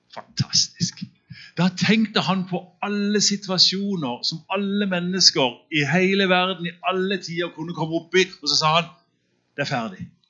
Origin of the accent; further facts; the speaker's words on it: Søgne, Agder, Norway; der jeg vokste opp på, på bedehuset i Søgne